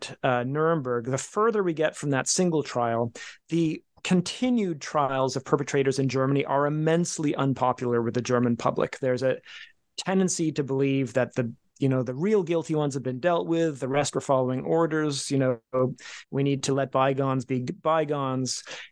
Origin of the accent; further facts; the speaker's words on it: England, United Kingdom; born there; also born or lived in Canada; I was born in England. My brother was born in Copenhagen. We wound up in Canada.